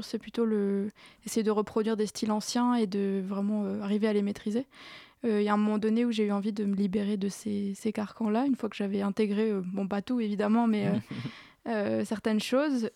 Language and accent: French; Strasbourg, Grand Est, France; moved away as an adult; je suis née à Strasbourg et j'y suis restée jusqu'à jusqu'à la fin de mon master